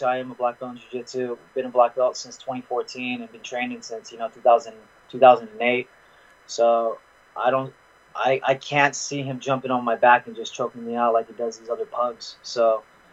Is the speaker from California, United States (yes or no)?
yes; San Francisco Bay Area, California, United States; I am from the Bay, so I do listen to Bay Area hip hop